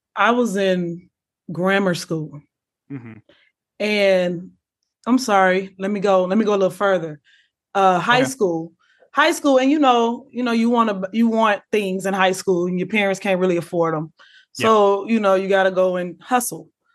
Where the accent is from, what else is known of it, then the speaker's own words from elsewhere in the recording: Chicago, Illinois, United States; I'm from Chicago